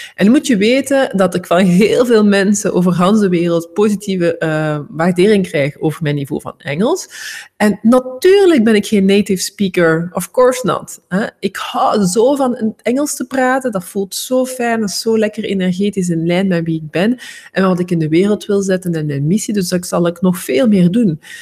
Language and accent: Dutch; Flanders, Belgium